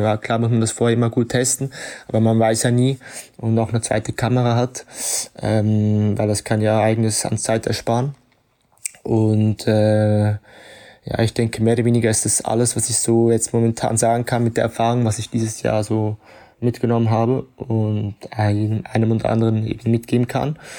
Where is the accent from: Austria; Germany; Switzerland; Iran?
Switzerland; now in Ibiza, Spain; bin Schweizer und lebe schon seit einigen Jahren auf Ibiza, also in Spanien